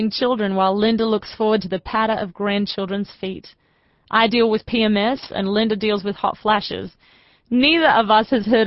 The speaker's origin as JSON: {"language": "English", "country": "Australia", "moved": "yes", "said": "I'm originally from Australia"}